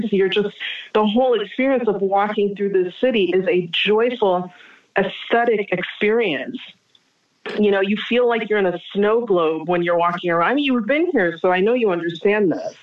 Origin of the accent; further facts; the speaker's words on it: United States; moved away as an adult; now in France; being an American